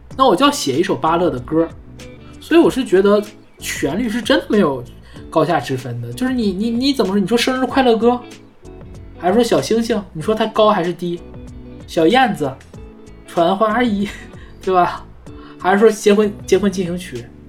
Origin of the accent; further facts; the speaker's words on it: Northeast China, China; 我们东北人才要飞到热带的岛屿过冬